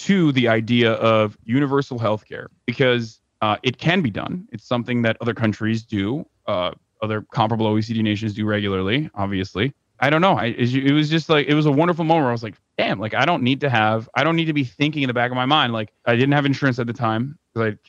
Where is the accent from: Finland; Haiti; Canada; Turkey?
Turkey; now in United States; I come from Turkey.